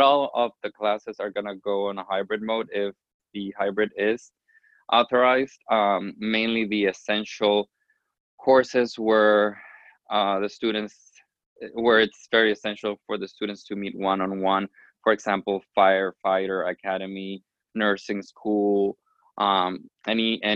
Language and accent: English; Miami, Florida, United States; from Miami, Florida